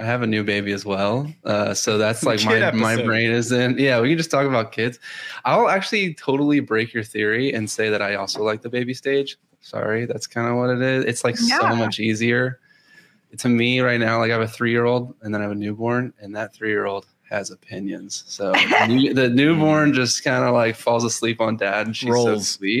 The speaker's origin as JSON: {"language": "English", "town": "Houston", "region": "Texas", "country": "United States", "tie": "born or raised there", "said": "I am in Houston, born and raised in Houston, Texas"}